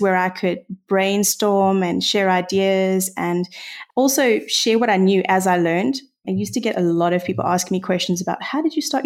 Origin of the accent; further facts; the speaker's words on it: South Africa; accent: South African; being a South African, I don't know if that's quite obvious by my accent, but being here in South Africa